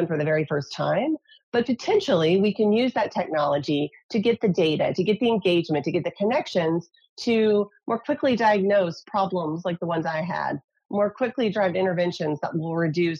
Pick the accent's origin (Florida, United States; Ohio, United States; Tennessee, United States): Tennessee, United States; now in California, United States; So although I live in California, I grew up in Tennessee.